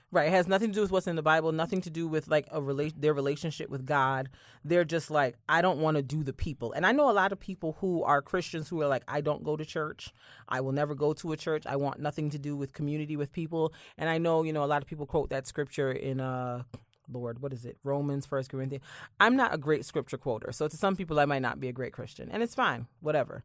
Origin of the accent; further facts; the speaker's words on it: Barbados; moved away; I grew up in Barbados where church was very, very, the church I went to at least was very, very old-fashioned